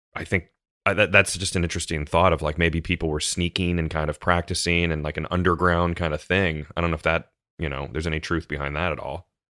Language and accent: English; United States; as an American